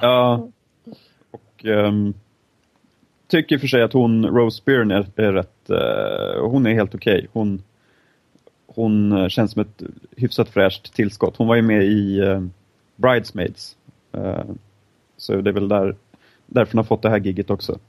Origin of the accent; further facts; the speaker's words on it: Stockholm, Stockholm County, Sweden; som stolta stockholmare